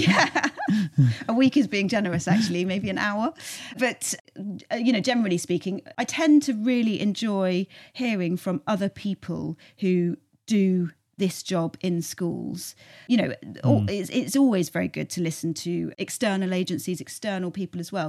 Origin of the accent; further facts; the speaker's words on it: Cornwall, South West England, United Kingdom; also born or lived in Cardiff / London; now in South Somerset, United Kingdom; we're both from Cornwall originally